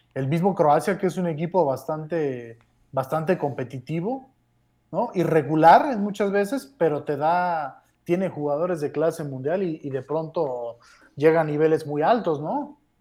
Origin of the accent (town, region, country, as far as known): Mexico